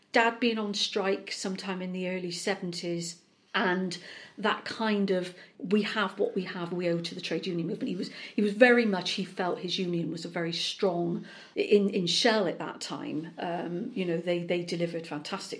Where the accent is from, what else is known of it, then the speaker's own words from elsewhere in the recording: Bristol, South West England, United Kingdom; accent: Bristolian; moved away as an adult; now in South Wales, United Kingdom; I was born and brought up in Bristol. Lived the first half of my life there.